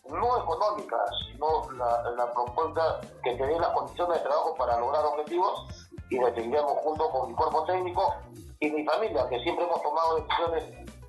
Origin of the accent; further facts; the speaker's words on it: Camaná, Arequipa, Peru; yo soy de Camaná